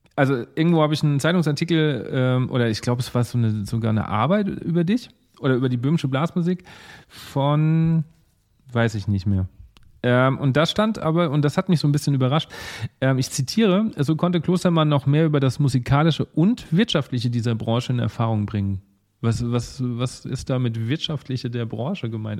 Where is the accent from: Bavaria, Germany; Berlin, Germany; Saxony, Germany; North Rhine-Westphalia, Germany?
Bavaria, Germany; Lower Franconia; now in Mainz, Germany; ich komme ja eigentlich äh, aus Unterfranken